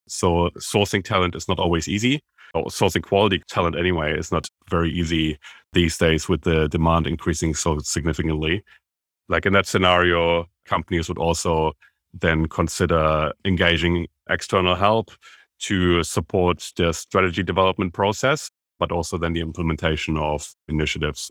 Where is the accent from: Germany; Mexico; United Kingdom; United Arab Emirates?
Germany; moved away as an adult; now in Australia; I am, as you can tell by my accent, originally from Germany, but straight after I graduated, I moved from Germany to Australia